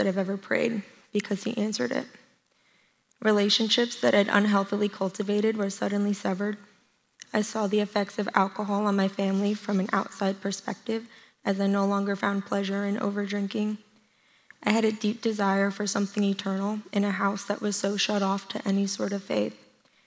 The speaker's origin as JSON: {"language": "English", "region": "New Jersey", "country": "United States", "tie": "born or raised there", "moved": "as an adult", "said": "I eventually called that church home up until I moved from New Jersey."}